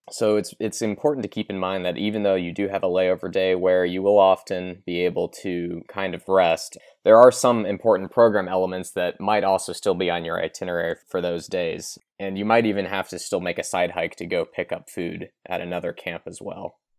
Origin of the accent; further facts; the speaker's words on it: Kentucky, United States; I'm personally from Kentucky.